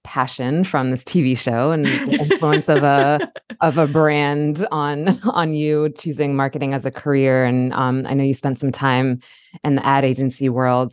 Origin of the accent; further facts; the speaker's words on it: Baltimore, Maryland, United States; as a native of Baltimore, I was born in Baltimore County and now live in Baltimore City